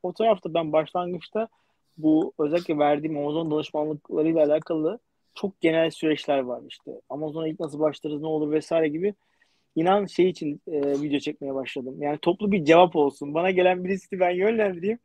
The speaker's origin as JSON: {"language": "Turkish", "region": "Istanbul", "country": "Turkey", "tie": "born or raised there", "moved": "as an adult", "said": "ben doğma büyüme İstanbulluyum yani işte e, Erenköy'de oturuyordum"}